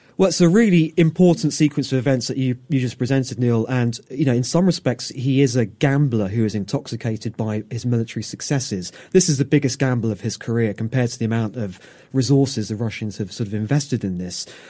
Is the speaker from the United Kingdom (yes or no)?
yes; United Kingdom; as a Brit